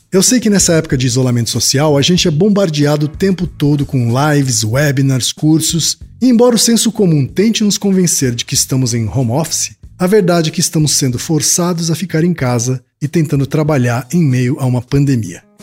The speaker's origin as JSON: {"language": "Portuguese", "town": "Maringá", "region": "Paraná", "country": "Brazil", "tie": "born there", "accent": "northern Paraná", "said": "Eu é paranaense. Nasci em Maringá, no norte do Paraná."}